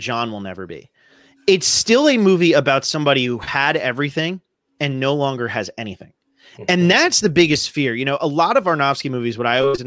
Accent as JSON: {"language": "English", "region": "southern New Jersey", "country": "United States", "tie": "born or raised there", "said": "I grew up in New Jersey"}